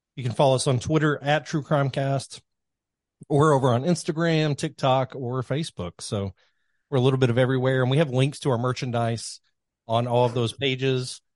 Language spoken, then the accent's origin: English; Kentucky, United States; I grew up in Kentucky.